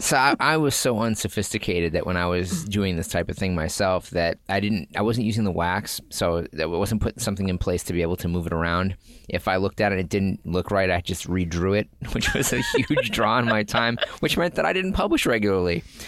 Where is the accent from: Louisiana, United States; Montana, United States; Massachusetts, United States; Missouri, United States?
Massachusetts, United States; Boston; Growing up in Boston